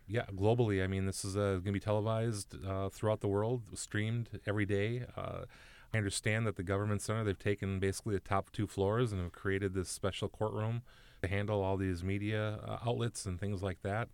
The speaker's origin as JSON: {"language": "English", "region": "Minnesota", "country": "United States", "tie": "born or raised there", "said": "I'm a Minnesotan through and through, born, raised"}